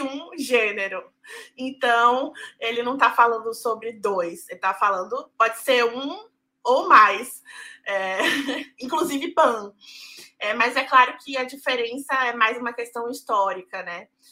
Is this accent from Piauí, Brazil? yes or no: no; Salvador, Bahia, Brazil; also born or lived in São Paulo; Eu sou de São Paulo, mas cresci em Salvador. É, vim para cá em 2001.